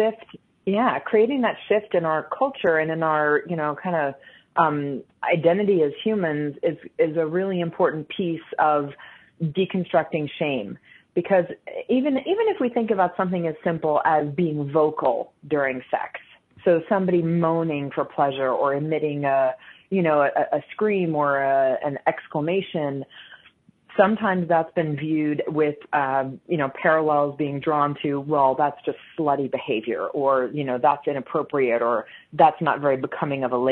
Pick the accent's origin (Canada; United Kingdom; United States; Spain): United States; growing up in the United States